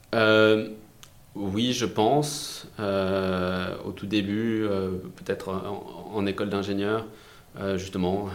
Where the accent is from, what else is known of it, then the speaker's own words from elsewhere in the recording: France; je suis français, j'ai fait mon lycée en France, mes études en France